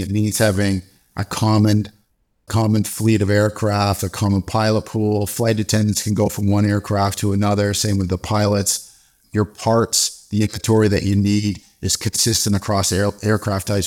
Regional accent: Canada; moved away; also born or lived in South Africa / Dallas; I'm originally from Canada

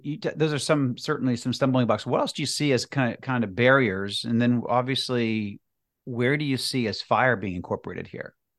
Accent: Massachusetts, United States; in Massachusetts

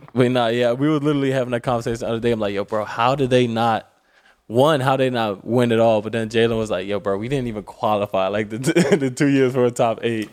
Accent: Maryland to DC area, United States; we're from the Maryland to D C area

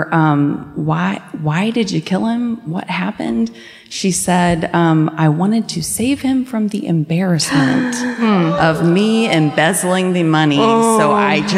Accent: Scotland Neck, North Carolina, United States; I'm from Scotland Neck, North Carolina.

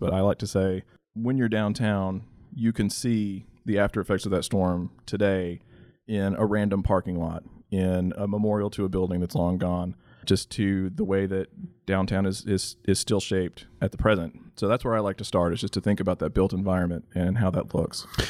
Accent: Texas Panhandle, United States; I'm from the Texas Panhandle

